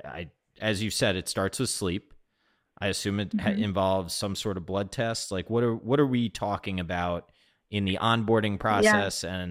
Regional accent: Chicago, Illinois, United States; It's just my hometown

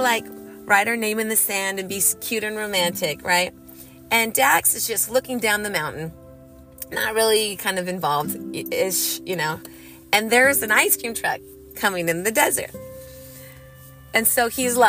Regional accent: California, United States; moved away; I grew up riding dirt bikes in the desert growing up in California

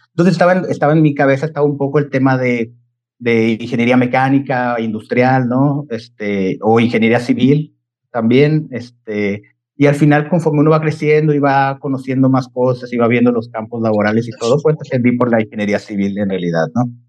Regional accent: Chihuahua, Mexico; moved away; soy, soy originario de Chihuahua, eh, nacido ahí

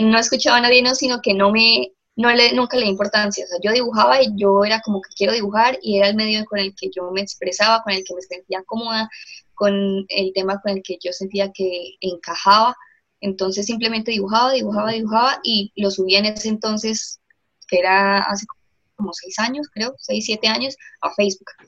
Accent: Bucaramanga, Santander, Colombia; soy diseñadora industrial de la Universidad de Investigación y Desarrollo de acá de Bucaramanga, Santander.

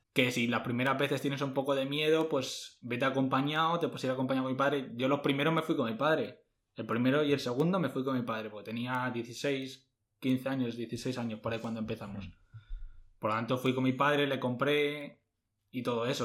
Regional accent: Madrid, Community of Madrid, Spain; nosotros somos de Madrid

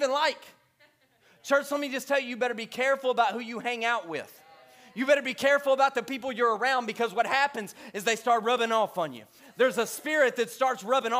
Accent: Bossier City, Louisiana, United States; moved away; I grew up in Bossier City, Louisiana

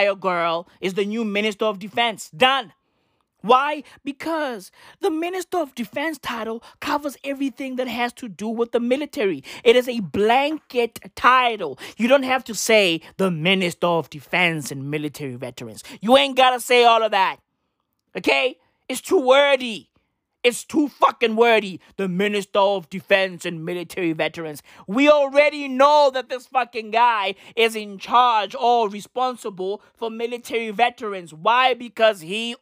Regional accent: South Africa; first language Sesotho or Setswana; English is a second language; I am a South African. Right? I grew up in this country. I still live in this country

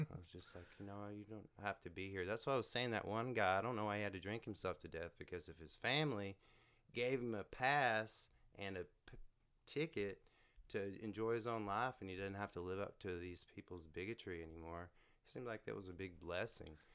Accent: Canton, Texas, United States; I'm from Canton. It's, uh, sixty miles east of Dallas on the way to Shreveport.

